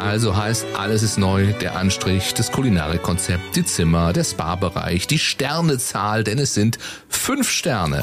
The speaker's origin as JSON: {"language": "German", "town": "Baden-Baden", "region": "Baden-Württemberg", "country": "Germany", "tie": "born or raised there", "moved": "yes", "lives_now": "Cologne, Germany", "said": "Ich bin ja geboren und groß geworden in Baden-Baden."}